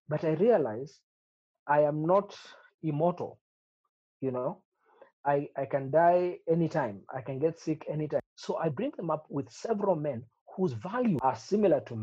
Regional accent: Kericho, Kericho County, Kenya; we grew up in Kericho

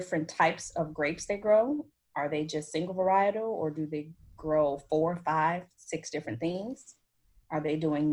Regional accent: United States; moved away as an adult; now in France; I am American

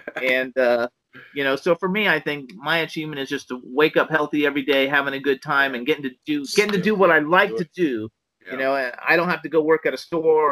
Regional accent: Miami, Florida, United States; moved away as an adult; I was from Miami. I lived there for the first 50 years of my life.

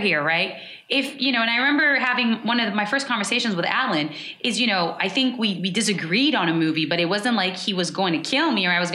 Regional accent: United States; I'm American

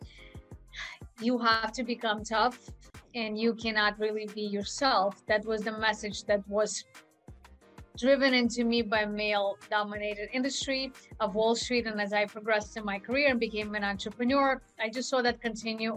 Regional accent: Russia; moved away; I was born in Russia.

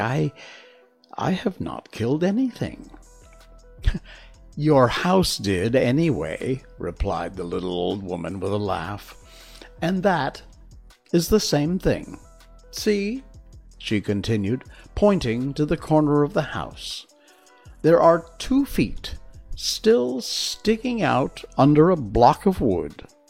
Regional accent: Connecticut, United States; moved away as an adult; also born or lived in Key West, Florida; born in Connecticut, lived there my entire life rarely went further than New York City or Boston

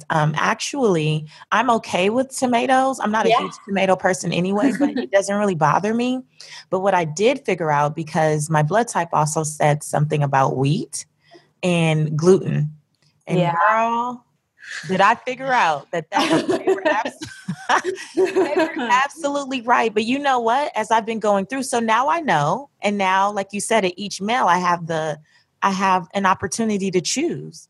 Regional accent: California, United States; I grew up in California.

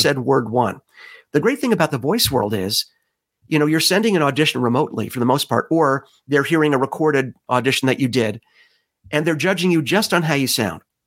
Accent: New York City, New York, United States; that's my hometown

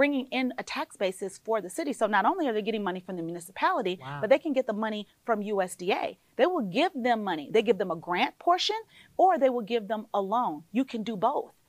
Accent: Panama City, Florida, United States; moved away; also born or lived in Buckhead, Georgia; I grew up in Panama City, Florida, born in a housing project, raised in a mobile home park

